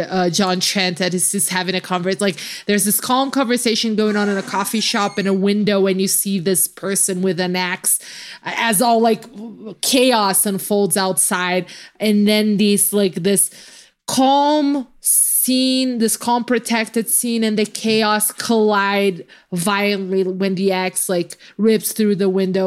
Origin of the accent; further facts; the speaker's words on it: Brazil; I just get to randomly play the Brazilian card